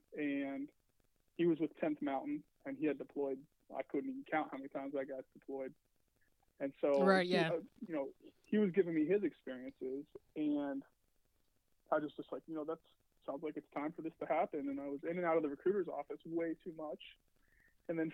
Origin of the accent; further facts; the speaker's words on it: Seattle, Washington, United States; also born or lived in Federal Way, Washington; Home for me is actually Washington State. So I grew up in Seattle, moved to Federal Way in the seventh grade